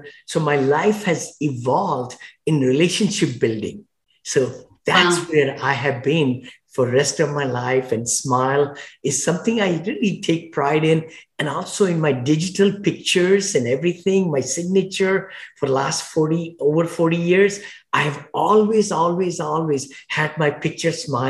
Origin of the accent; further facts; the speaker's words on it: India; moved away as an adult; now in United States; when I came from India many, many years ago, over 40 years back